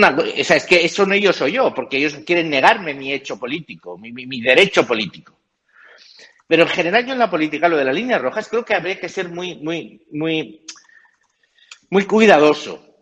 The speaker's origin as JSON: {"language": "Spanish", "country": "Spain", "said": "yo por España, estas cosas, yo soy profundamente español."}